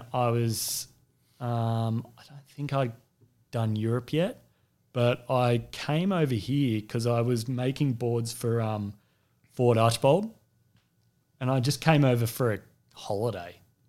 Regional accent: Sydney, New South Wales, Australia; moved away; I grew up in Sydney's Northern Beaches, which was a real hotbed for surfing and surfboard manufacturing.

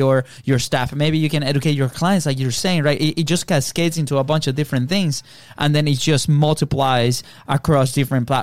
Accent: Venezuela; moved away; we come from Venezuela

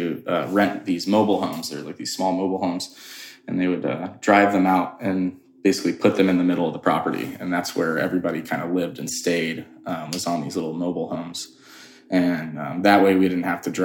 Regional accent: Florida, United States; moved away; also born or lived in Colorado; I grew up in Florida

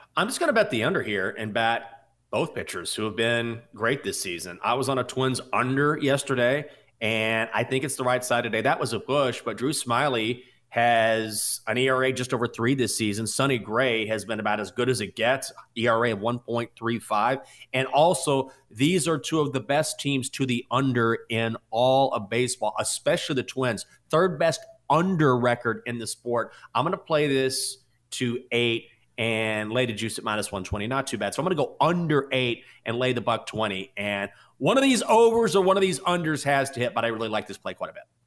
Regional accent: Washington, District of Columbia, United States; My hometown team

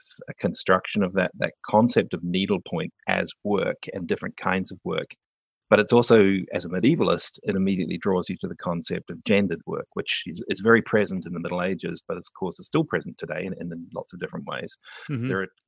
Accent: New Zealand; accent: New Zealand; also born or lived in United Kingdom; now in Canada; Like I grew up in New Zealand, so I had an accent that is very typical of a New Zealander, although my parents were British

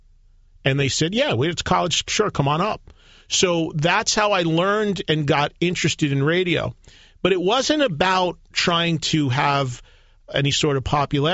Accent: Madison, New Jersey, United States; My hometown in New Jersey, Madison, New Jersey, has three colleges in it.

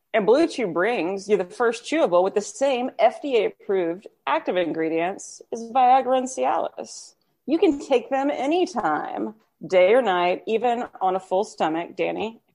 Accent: Texas, United States; I'm from Texas

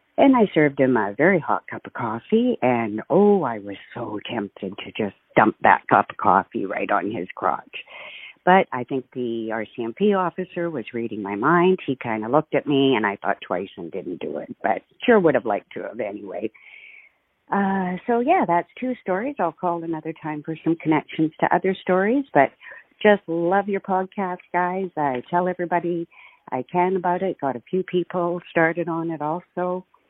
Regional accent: Kenora, Ontario, Canada; now in Peterborough, Canada; I'm from Kenora, Ontario and, uh, was in grade seven

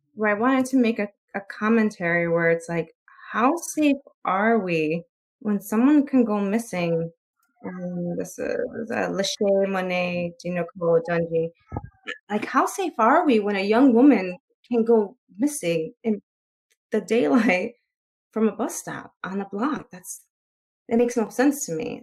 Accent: Chicago, Illinois, United States; I'm from Chicago, so I live in a city

